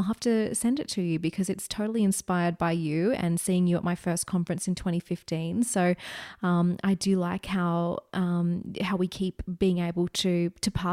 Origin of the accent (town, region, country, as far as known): Australia; accent: Australian